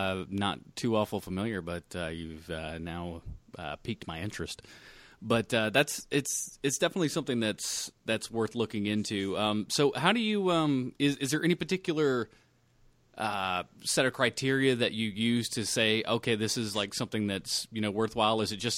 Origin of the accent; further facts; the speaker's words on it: Charlotte, North Carolina, United States; Yeah, I'm from Charlotte.